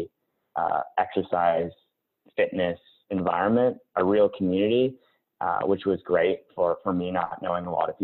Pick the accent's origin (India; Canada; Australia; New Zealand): Canada; Winnipeg, Manitoba; moved away as an adult; also born or lived in Toronto / Vancouver; I grew up in Winnipeg